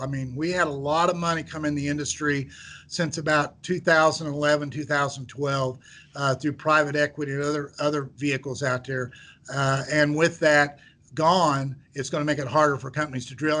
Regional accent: central Missouri, United States; I grew up in central Missouri. I grew up in a very small farming town

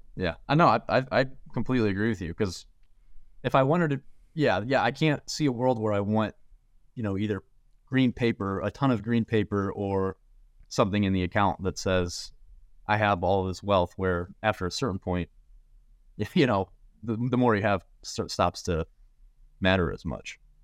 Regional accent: St. Louis, Missouri, United States; I'm from Saint Louis, grew, born and raised

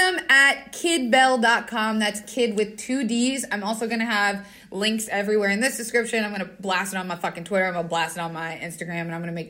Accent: Wilkes-Barre, Pennsylvania, United States; I'm from Wilkes-Barre.

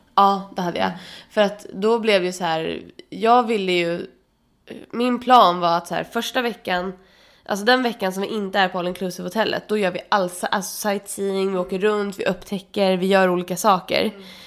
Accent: Sweden; jag är svensk

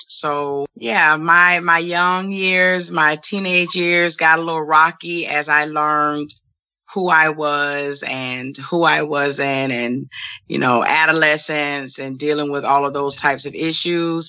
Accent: Savannah, Georgia, United States; also born or lived in Augusta, Georgia; So I grew up with a single parent mom and two brothers in the household with me in Savannah, Georgia. And then when I was probably about 10 or 11 years old, we moved to another city in Georgia

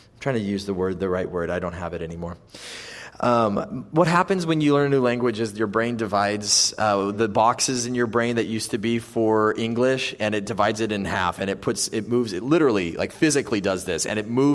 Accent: United States; moved away; also born or lived in Italy; I'm American

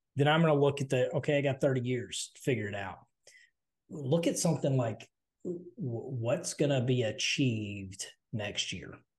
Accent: Southern, United States; accent: Southern; I'm Southern

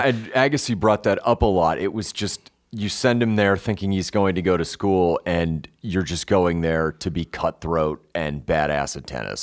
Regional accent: Denver, Colorado, United States; one of my friends I grew up with in Denver

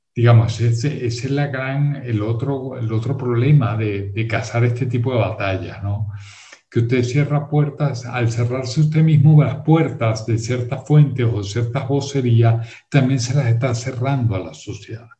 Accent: Venezuela; yo soy venezolano

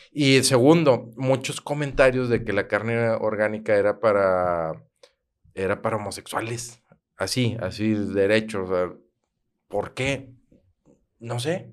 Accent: Monterrey, Nuevo León, Mexico; also born or lived in Santiago, Nuevo León / García, Nuevo León; yo soy de Monterrey, mi primer año fui en Santiago

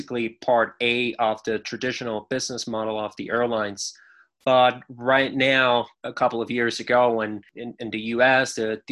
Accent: Mexico; I got an offer to come back to Mexico

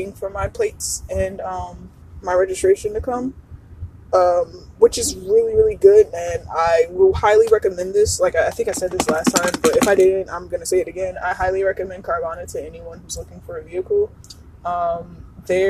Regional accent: New Jersey, United States; I love that I'm from Jersey

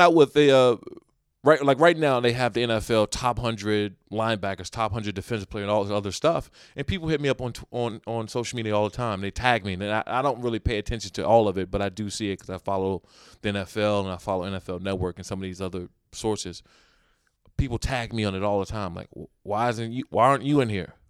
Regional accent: United States; moved away

